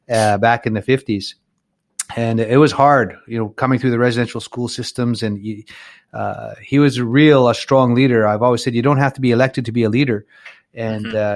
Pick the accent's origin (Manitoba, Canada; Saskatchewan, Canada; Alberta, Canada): Saskatchewan, Canada; Little Black Bear; back where uh, my home area. I'm from Little Black Bear's from Ochap, and that's just uh, up the road about an hour and a half or so.